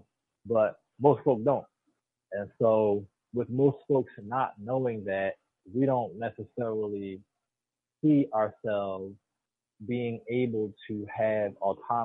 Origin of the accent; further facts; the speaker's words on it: Philadelphia, Pennsylvania, United States; If I was born in Philadelphia County